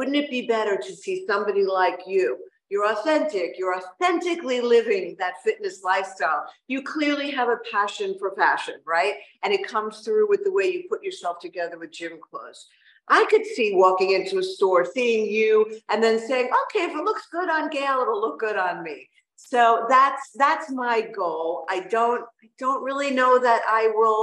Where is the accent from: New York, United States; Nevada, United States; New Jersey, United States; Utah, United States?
New York, United States; now in Miami, United States; As a New Yorker